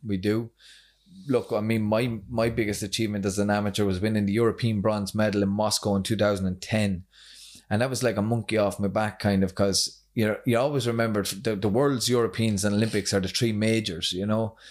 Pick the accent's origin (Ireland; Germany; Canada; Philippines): Ireland; County Kildare, Leinster; now in Drogheda, Ireland; from Itaghan, County Kildare.